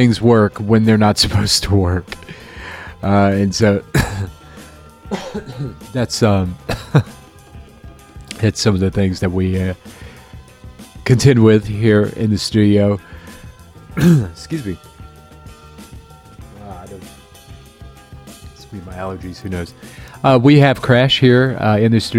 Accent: Florida, United States; now in Chicago, United States; I'm from Florida

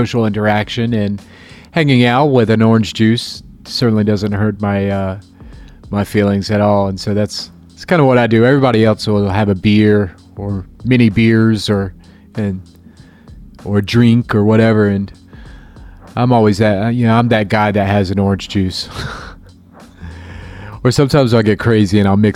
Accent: Florida, United States; now in Chicago, United States; I'm from Florida

